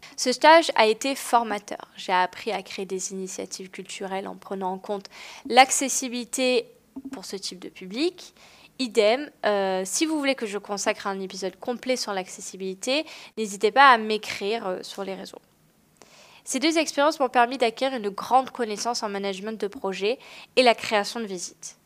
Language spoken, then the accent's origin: French; Marseille, Provence-Alpes-Côte d'Azur, France; moved away; Aujourd'hui, j'habite à Marseille, ma ville natale